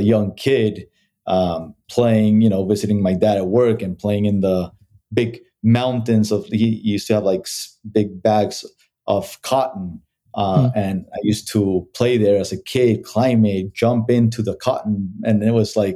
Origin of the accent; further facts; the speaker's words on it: Mexico; moved away as an adult; also born or lived in Bogota, Colombia / Mexico City, Mexico / United States; I moved to Mexico when I was around 10 years old. And I grew up in Mexico, basically.